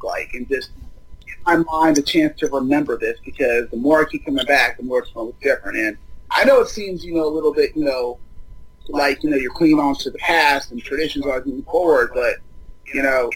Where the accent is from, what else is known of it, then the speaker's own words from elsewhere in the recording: Inglewood, California, United States; also born or lived in San Diego; This is home for me.